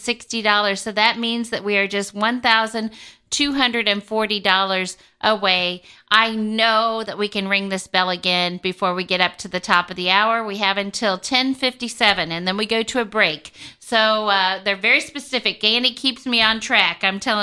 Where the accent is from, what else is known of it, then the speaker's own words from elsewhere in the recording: Kansas City, Missouri, United States; I come from Kansas City.